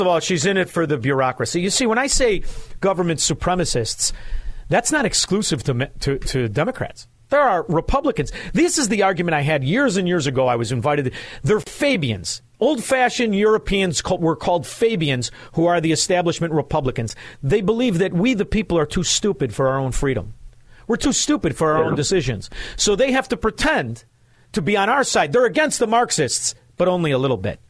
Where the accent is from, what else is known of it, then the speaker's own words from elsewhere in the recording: Chicago, Illinois, United States; I'm from Chicago